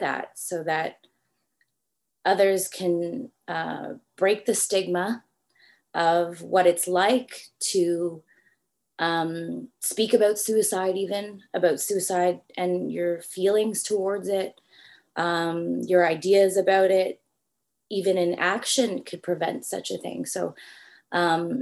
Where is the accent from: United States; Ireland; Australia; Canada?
Canada; Toronto, Ontario; from Toronto, Canada. So you might hear a little bit of accent. People say I do have a little something when I say about or something like that.